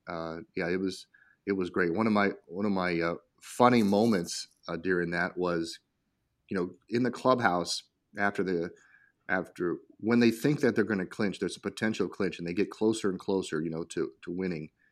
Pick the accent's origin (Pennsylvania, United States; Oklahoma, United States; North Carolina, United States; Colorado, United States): Colorado, United States; now in Washington, D.C., United States; I grew up in Colorado, my dad was in the Air Force